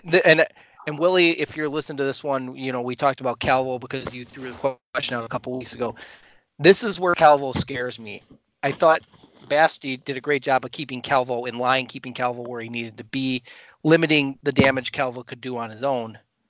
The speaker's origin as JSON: {"language": "English", "town": "Chicago", "region": "Illinois", "country": "United States", "said": "we're from Chicago, so that's, Pat and I are Chicagoland area"}